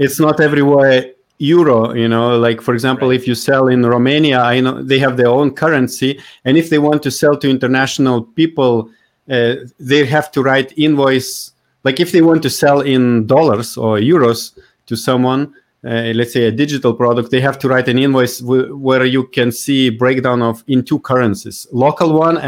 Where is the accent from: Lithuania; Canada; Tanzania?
Lithuania; my own country, like my home country, Lithuania.